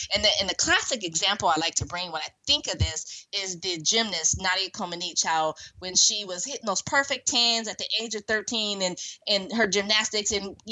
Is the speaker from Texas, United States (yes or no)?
no; Silicon Valley, California, United States; Growing up in Silicon Valley